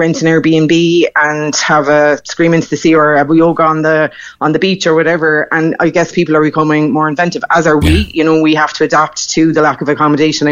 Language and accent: English; Crosshaven, Munster, Ireland; I grew up in Crosshaven in Cardlane